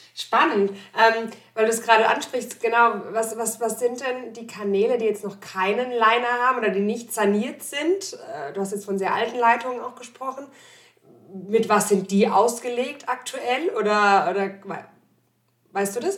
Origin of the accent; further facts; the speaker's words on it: Germany; moved away; also born or lived in Landau; ich komme aus dem Odenwald gebürtig